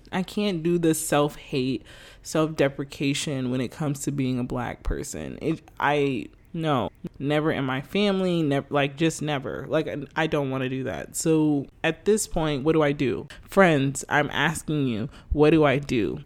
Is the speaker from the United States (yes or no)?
yes; United States; I'm American